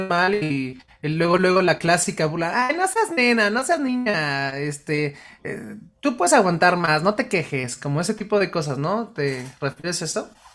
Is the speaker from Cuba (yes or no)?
no; Mexico; a los mexicanos, pues nos, educaron a base de películas y novelas